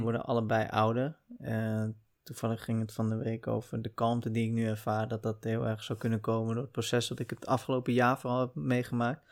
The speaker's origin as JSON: {"language": "Dutch", "town": "Uitgeest", "region": "North Holland", "country": "Netherlands", "tie": "born or raised there", "also_born_or_lived": "Heemskerk", "said": "ik ben opgegroeid in Uitgeest, een, eh, een klein dorp, kleine gemeente"}